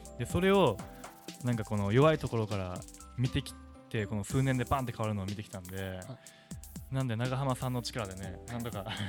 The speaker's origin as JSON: {"language": "Japanese", "region": "Wakayama", "country": "Japan", "tie": "born or raised there", "moved": "yes", "lives_now": "Okinawa, Japan", "said": "僕の地元和歌山に"}